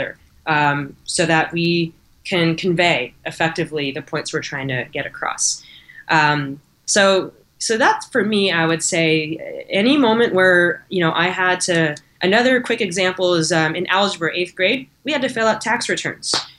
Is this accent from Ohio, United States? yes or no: no; Alameda, California, United States; I'm from Alameda here in the Bay Area